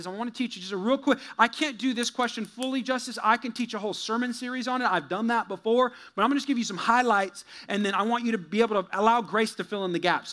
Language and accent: English; California, United States; moved away as an adult; also born or lived in Missouri; I'm from there. I'm born there. I'm a Californian